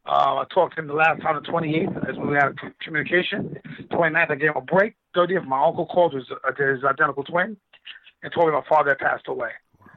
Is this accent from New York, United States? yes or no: yes; New York City, New York, United States; also born or lived in Brooklyn, New York / Long Island, New York; now in Las Vegas, United States; I'm from New York City, so I was born in Brooklyn. I was raised in Queens. So I was in both parts. We had a great time. I moved here. I moved to Vegas from Long Island. I lived in Long Island.